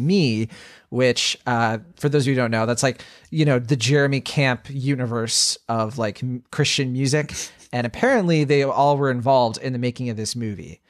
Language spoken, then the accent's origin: English; Virginia, United States; I grew up in Virginia